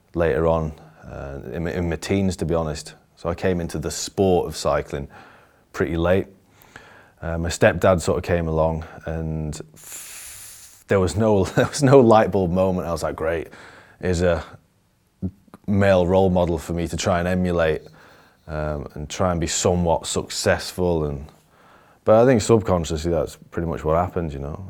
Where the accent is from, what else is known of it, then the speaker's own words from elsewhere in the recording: Barnsley, Yorkshire and the Humber, United Kingdom; also born or lived in Denby Dale; I was from Barnsley in, uh, it's in the north of England.